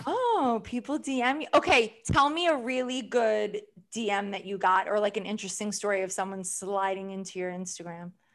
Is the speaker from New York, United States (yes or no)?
yes; New York, United States; New Yorkers have, like, we can have good accents